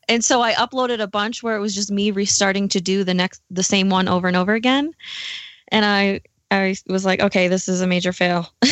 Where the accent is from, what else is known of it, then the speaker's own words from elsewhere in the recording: New York, United States; moved away as an adult; also born or lived in Milwaukee, Wisconsin; now in Denver, United States; I am originally from New York